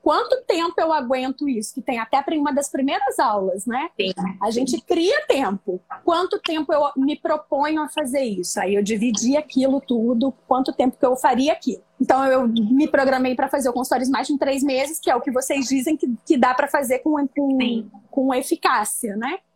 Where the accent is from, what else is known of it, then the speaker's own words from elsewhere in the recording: interior of São Paulo, Brazil; moved away as an adult; now in Rio de Janeiro, Brazil; eu vim do interior de São Paulo, embora hoje eu moro no Rio. Hoje não, né? Já moro no Rio há 18 anos. Eu vim fazer faculdade de nutrição aqui no Rio